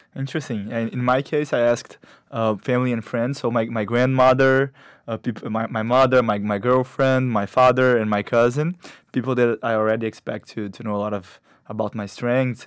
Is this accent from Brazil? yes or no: yes; Brazil; moved away as an adult; now in New York, United States; I, I come from Brazil